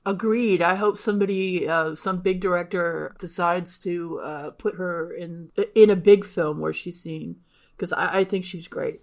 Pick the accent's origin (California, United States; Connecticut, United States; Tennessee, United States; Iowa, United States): California, United States; Southern; now in Texas, United States; I grew up in Southern California, so again, n, not inclement weather very much